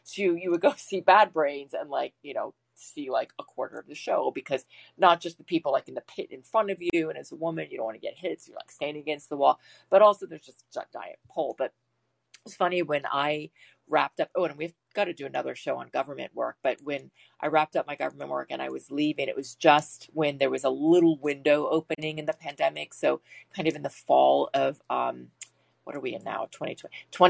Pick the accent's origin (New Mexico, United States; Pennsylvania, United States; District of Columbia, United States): District of Columbia, United States; Washington; moved away; I grew up in Washington, DC